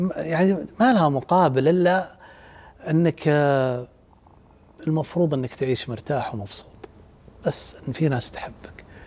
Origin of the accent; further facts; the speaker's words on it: Saudi Arabia; عندنا بالسعودية